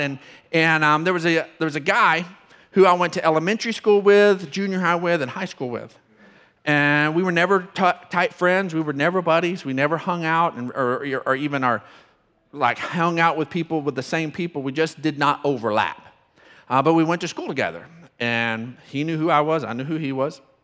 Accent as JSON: {"language": "English", "town": "Odessa", "region": "Texas", "country": "United States", "tie": "born or raised there", "moved": "as an adult", "said": "I'm from Odessa. Don't hold it against me. Been here since I graduated high school, so, um, but, uh, also graduated from Permian"}